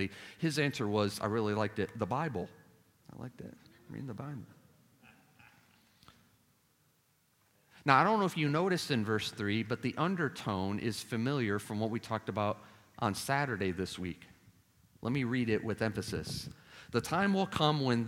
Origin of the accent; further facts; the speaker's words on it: Chicago, Illinois, United States; moved away; Now I'm Chicagoan. I don't have a Southern accent